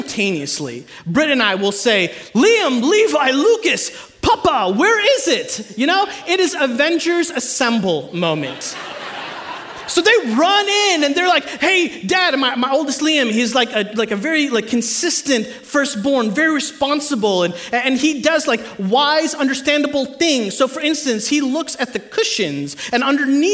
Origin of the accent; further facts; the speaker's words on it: India; I'm Indian.